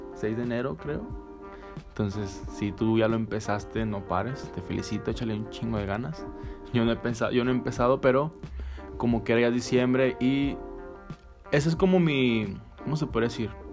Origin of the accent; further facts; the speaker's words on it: northern Mexico, Mexico; así somos los norteños el norte